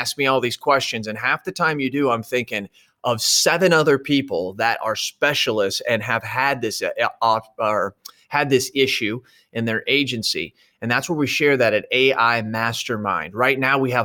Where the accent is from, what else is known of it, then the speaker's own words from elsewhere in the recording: Central Illinois, United States; she's from my hometown. Couple years older than me, went to the same high school. We've known each other in Central Illinois